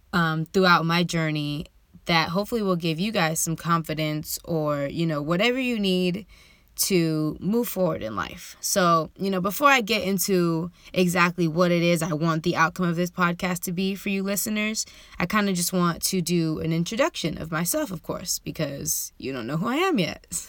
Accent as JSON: {"language": "English", "town": "San Diego", "region": "California", "country": "United States", "tie": "born or raised there", "said": "I was born and raised in San Diego, California."}